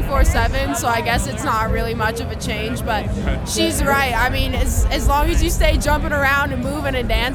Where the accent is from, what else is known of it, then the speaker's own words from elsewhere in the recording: Truckee, California, United States; I'm also from Truckee.